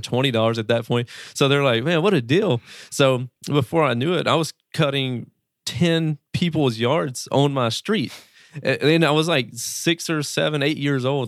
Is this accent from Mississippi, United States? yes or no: yes; Greenville, Mississippi, United States; I come from a small town in Mississippi, United States, Greenville, Mississippi